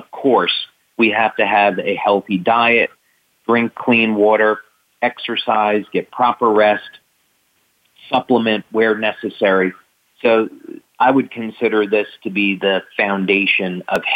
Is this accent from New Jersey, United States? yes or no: yes; New Jersey, United States; I grew up in New Jersey